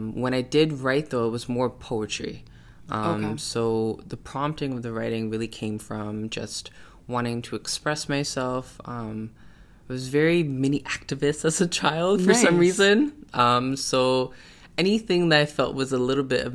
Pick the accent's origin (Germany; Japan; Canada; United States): Canada; Toronto, Ontario; I was born and raised in Toronto, Canada. And that's where I reside, and that's where I love to be